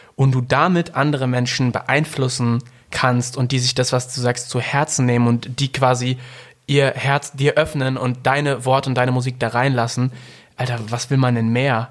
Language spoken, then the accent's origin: German; Ruhr area, North Rhine-Westphalia, Germany; ich komme aus dem Ruhrpott